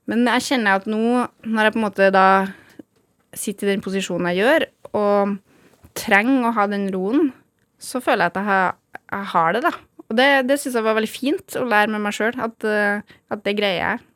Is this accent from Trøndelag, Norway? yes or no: yes; Gjølme, Trøndelag, Norway; Jeg er jo født og oppvokst på Gjølme. I det som da het Orkdal kommune.